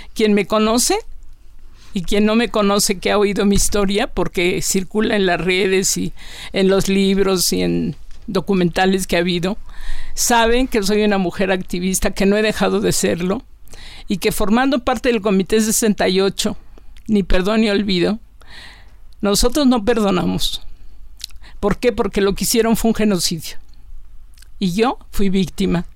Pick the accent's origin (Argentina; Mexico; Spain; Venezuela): Mexico; Taxco, Guerrero; Soy una mujer mexicana, también, si no de pueblo, casi me yo crecí en un pueblo, Tasco Guerrero.